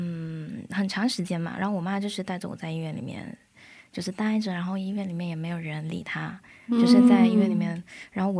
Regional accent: China; moved away as an adult; now in South Korea; 然后我来自中国，现在在韩国读研究生

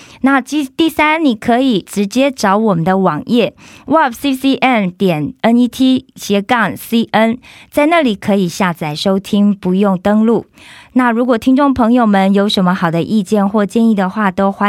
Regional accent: Kaohsiung, Taiwan; 我是高雄人。

